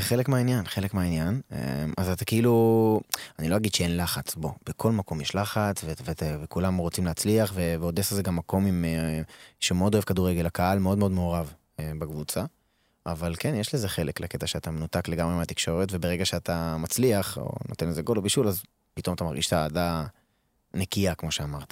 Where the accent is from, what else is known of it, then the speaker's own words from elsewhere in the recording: Israel; moved away as an adult; now in Odesa, Ukraine; אנחנו גדלנו בארץ